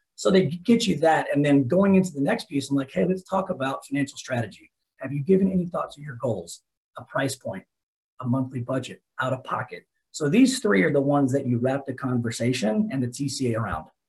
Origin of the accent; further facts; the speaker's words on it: Dallas, Texas, United States; also born or lived in Lubbock, Texas; Right now, I'm in Lubbock. I have another branch up here, but born and raised in Dallas.